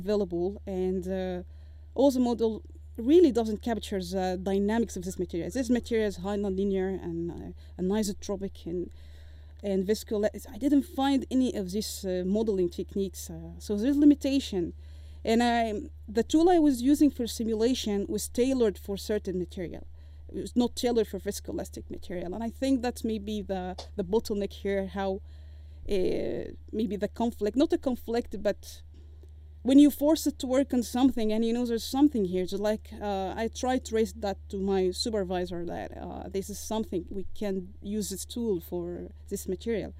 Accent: Egypt; moved away as an adult; I left Egypt, because of course all respect to my home country

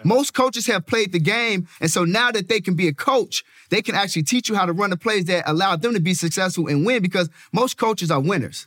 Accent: Chicago, Illinois, United States; Born and raised in the south side of Chicago

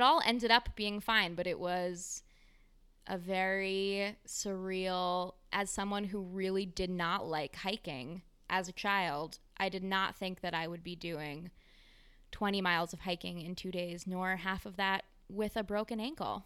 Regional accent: New York, United States; I'm from New York

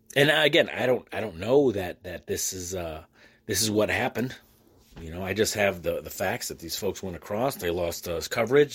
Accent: United States; I am an American with American plates

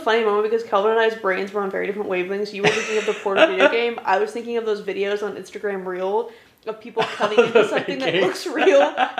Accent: United States; as an American

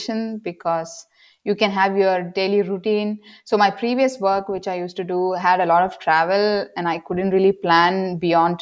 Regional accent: South India, India; moved away as an adult; now in Germany; my hometown

